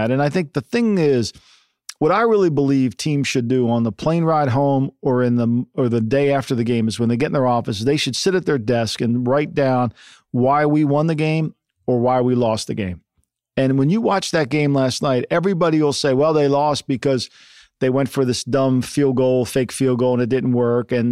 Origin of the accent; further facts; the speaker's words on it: New Jersey, United States; now in Los Angeles, United States; for me in Jersey, like there's you have high school football, ten o'clock